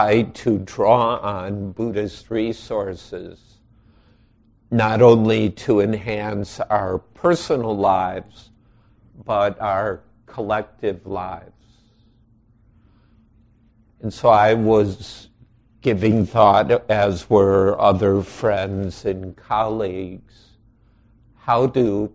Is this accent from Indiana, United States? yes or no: no; outside Chicago, Illinois, United States; now in Wisconsin, United States; I grew up outside Chicago